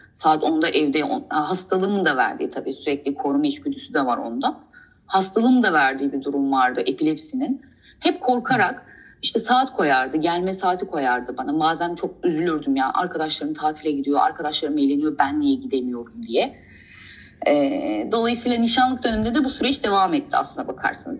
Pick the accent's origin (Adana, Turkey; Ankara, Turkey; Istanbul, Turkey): Istanbul, Turkey; also born or lived in Kastamonu; İstanbul'da doğdum.